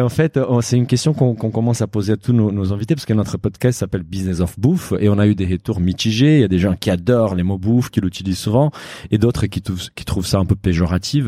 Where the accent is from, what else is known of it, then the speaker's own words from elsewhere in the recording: Brazil; moved away; je suis brésilien